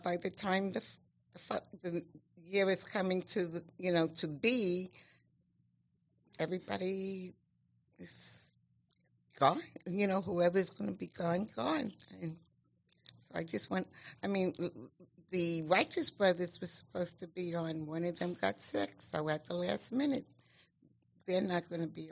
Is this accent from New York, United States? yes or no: yes; New York City, New York, United States; moved away as an adult; also born or lived in Staten Island; now in Las Vegas, United States; I was born and raised in Brooklyn and raised my children in Staten Island